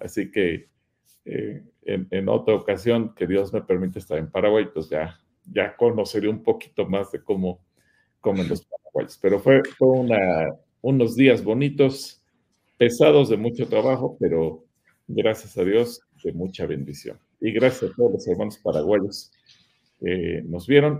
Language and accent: Spanish; Mexico; en México